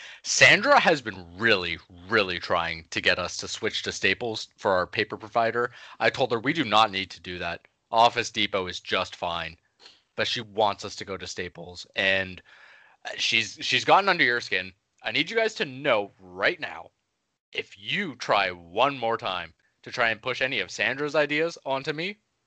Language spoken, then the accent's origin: English; Canada; Though I was born and raised in Canada, as I'm sure you both know, you've done your research.